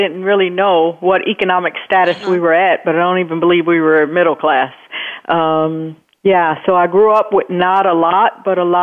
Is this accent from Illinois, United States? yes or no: yes; Chicago, Illinois, United States; I was born and raised in Chicago, Illinois, on the south side of Chicago.